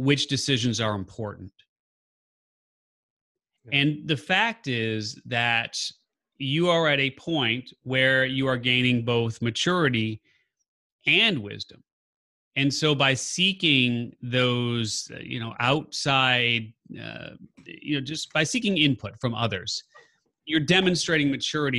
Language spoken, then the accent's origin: English; Chicago, Illinois, United States; I'm a Chicagoan